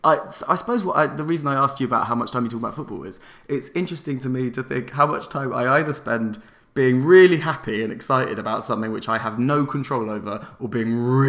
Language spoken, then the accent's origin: English; London, United Kingdom; I grew up in North London